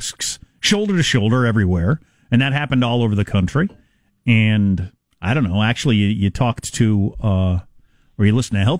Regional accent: South Dakota, United States; I'm from South Dakota

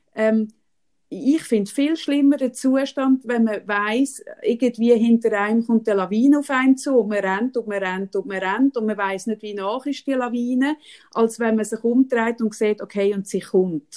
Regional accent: Switzerland; bei uns in der Schweiz

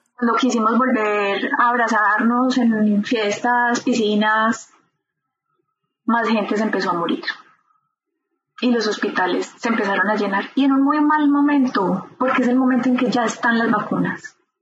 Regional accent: Medellín, Antioquia, Colombia; moved away as an adult; also born or lived in Bern, Switzerland; now in Switzerland; nací en Medellín, Colombia

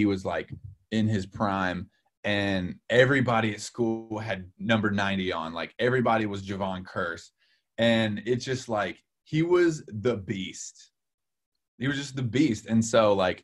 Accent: Tennessee, United States; also born or lived in Nashville; I was born and raised in Tennessee.

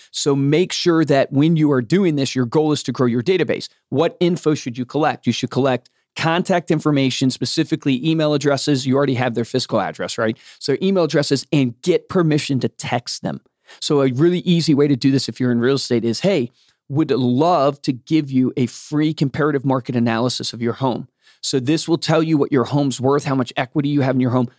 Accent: Fluvanna County, Virginia, United States; I grew up in Flavana County, Virginia

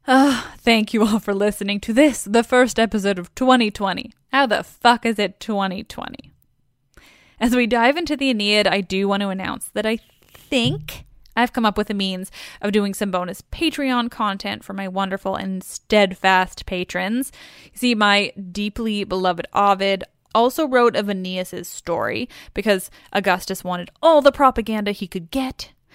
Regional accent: Canada; I'm Canadian, and also our Vancouver is like a million, jillion times bigger

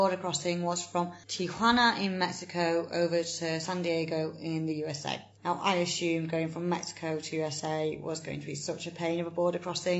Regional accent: England, United Kingdom; being English

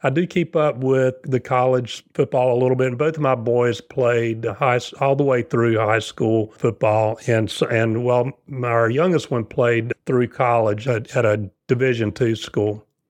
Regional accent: South Carolina, United States; moved away as an adult; now in Cary, North Carolina, United States; I'm from South Carolina, so not too far away. Moved here in nineteen ninety

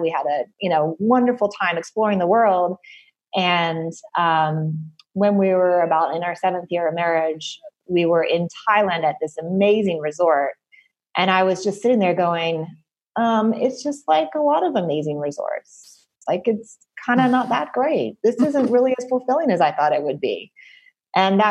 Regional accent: the South, United States; moved away as an adult; also born or lived in Ithaca, New York / Los Angeles; I grew up in the South and I didn't consider myself very much of a Southerner.

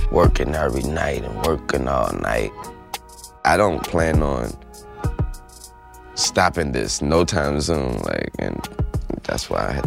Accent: New Orleans, Louisiana, United States; You know, I'm from New Orleans. I'm related to the people that live in those.

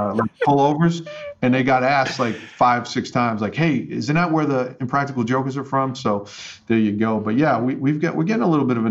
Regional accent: Staten Island, New York, United States; When I tell people that I'm from New York City, they well, where? I'm like, well, Staten Island. And they're like, no, it's not New York. No, I said, it is. There's five boroughs, and we're one of them. But no, I love growing up there.

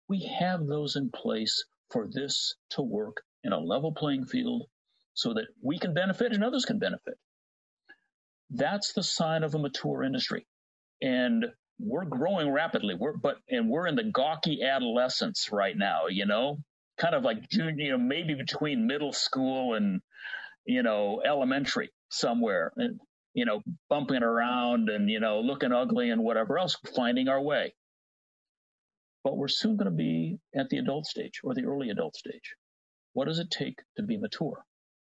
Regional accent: Midwest, United States; accent: Cincinnati TV announcer American English; I grew up in the Midwest

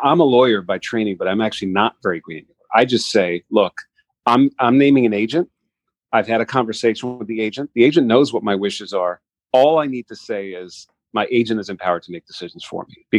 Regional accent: New York, United States; moved away as an adult; also born or lived in Howard County, Maryland; now in Maryland, United States; I'm from New York originally, moved down to Maryland to work on the Affordable Care Act

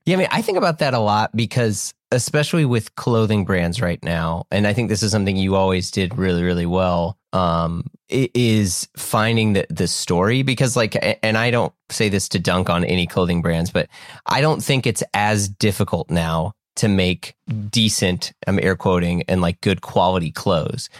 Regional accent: United States; just an American

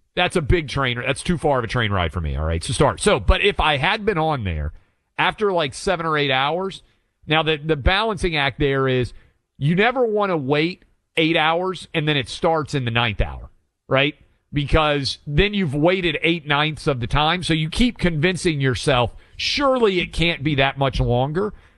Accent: Franklin, Tennessee, United States; this is my hometown

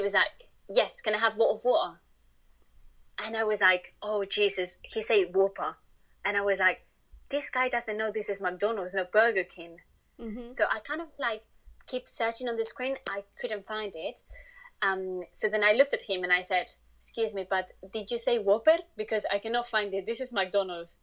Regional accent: Spain; English is a second language; moved away as an adult; now in United Kingdom; I'm originally from Spain.

